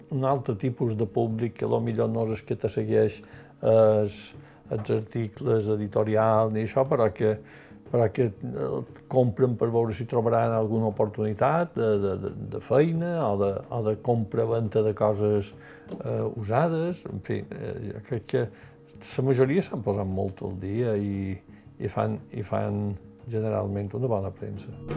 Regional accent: Manacor, Balearic Islands, Spain; Vaig néixer a Manacor el 6 d'agost de 1948.

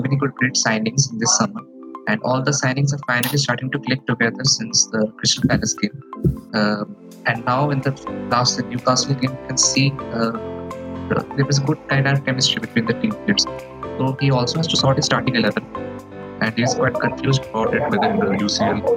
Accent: Odisha, India; I'm from Odisha

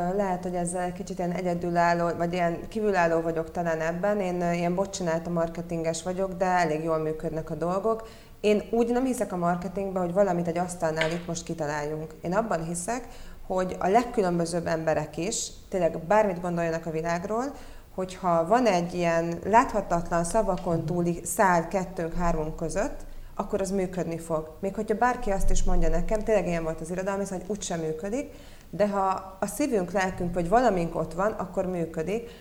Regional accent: Budapest, Hungary; also born or lived in Rome; ide születtem Budapestre

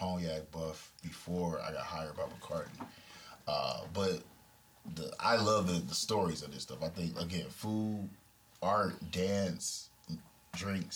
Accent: Detroit, Michigan, United States; I'm from Detroit

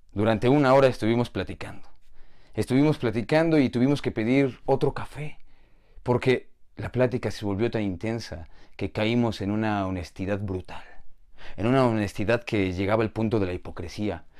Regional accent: Mexico; Soy de México

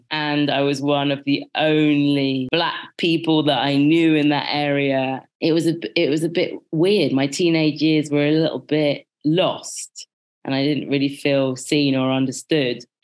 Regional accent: Birmingham, West Midlands, United Kingdom; born there; I was born in Birmingham, and when I conceptualize it for myself, I see me being born into something very middle. And that's because I was in the middle of England in the middle of the 80s.

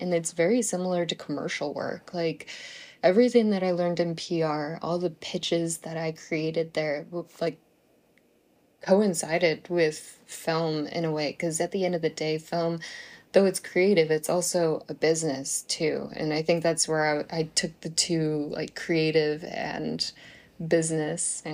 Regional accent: Buffalo, New York, United States; I come from Buffalo, New York, and it snows a lot, like a lot

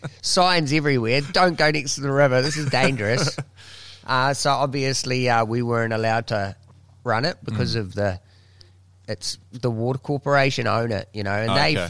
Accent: New Zealand; being a Kiwi from the countryside

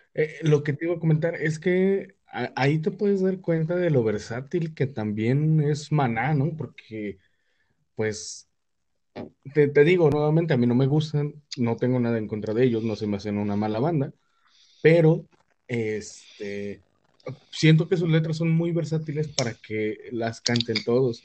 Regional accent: Mexico; como mexicano

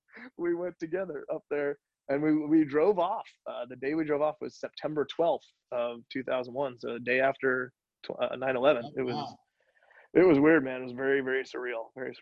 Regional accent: Texas, United States; also born or lived in Chicago, Illinois / Los Angeles, California; I was born in Chicago, actually. We moved to Texas when I was in second grade, so I grew up here, but I was born there and I, you know, family there.

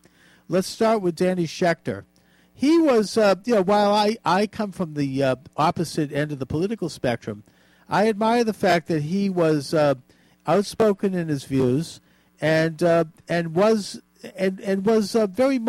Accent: Boston, Massachusetts, United States; as a Bostonian

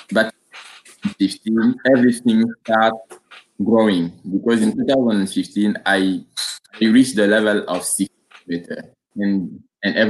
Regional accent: Burkina Faso; English is a second language; moved away as an adult; now in France; I born in at Kougou, Burkina Faso. I make like 22 years in Burkina Faso before coming at France

